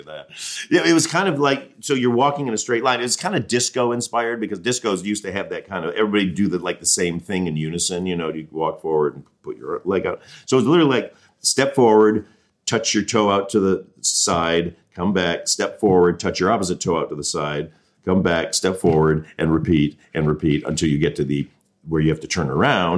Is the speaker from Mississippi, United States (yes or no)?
no; Mount Clemens, Michigan, United States; also born or lived in Colchester, Ontario, Canada; I grew up in Mount Clemens, Michigan, which is about 20 minutes outside of Detroit